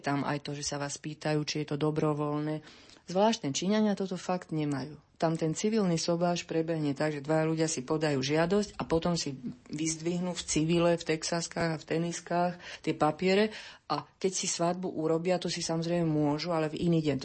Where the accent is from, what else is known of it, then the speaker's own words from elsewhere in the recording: Slovakia; ja som Slovenka